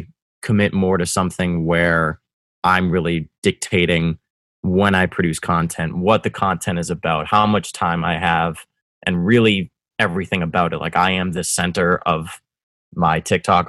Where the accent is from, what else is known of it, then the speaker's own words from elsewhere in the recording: Winchester, Massachusetts, United States; also born or lived in Medford, Massachusetts / South Boston; I was born in Medford, lived in Winchester, and now here we are living in South Boston